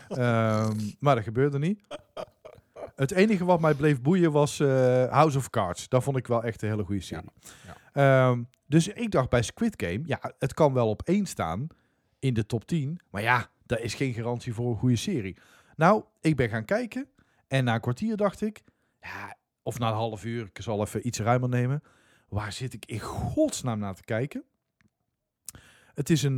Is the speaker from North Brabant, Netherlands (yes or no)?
yes; Dongen, North Brabant, Netherlands; waar ik vandaan kom, Dongen